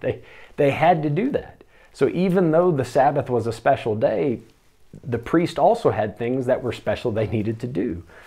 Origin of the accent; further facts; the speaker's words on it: United States; moved away; me as an American